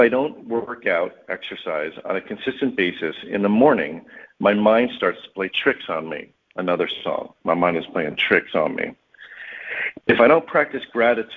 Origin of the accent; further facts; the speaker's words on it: Bloomfield, New Jersey, United States; I grew up in Bloomfield, New Jersey, exit 151